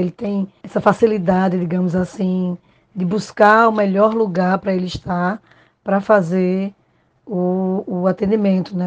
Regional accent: Pernambuco, Brazil; sou pernambucana e moro em Recife

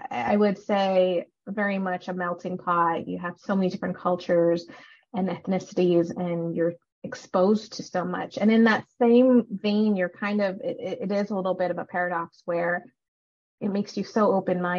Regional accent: Canada; also born or lived in Sri Lanka; I was born in Sri Lanka, and then we moved over to Canada when I was two, and I've been here ever since

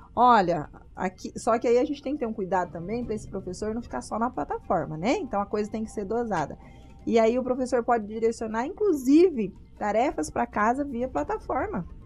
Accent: Paraná, Brazil; now in Sinop, Brazil; sou do Paraná

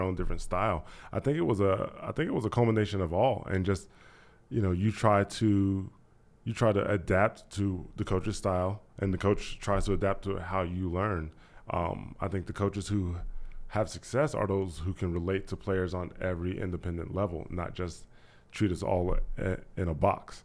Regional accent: Dayton, Ohio, United States; also born or lived in Kentucky / Miamisburg, Ohio; Born in Kentucky, was brought up in Dayton, Ohio because my parents were seeking opportunities, better opportunities for work and for school

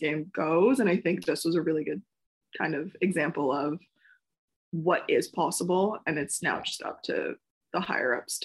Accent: Montreal, Quebec, Canada; this is my hometown team

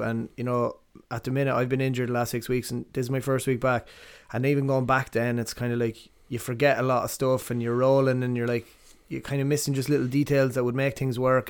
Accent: Athlone, Westmeath, Ireland; also born or lived in Ballinasloe; I was born in Ballinasloe and we grew up in Athlone, uh, down the Strand

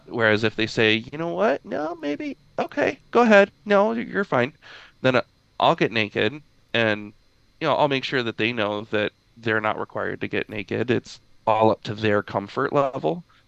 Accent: Midwest, United States; I grew up in Midwest uh, United States

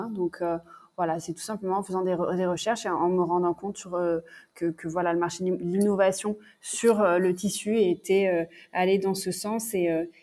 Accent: south of France, France; moved away; also born or lived in Paris / Montreal; j'ai grandi dans le sud de la France

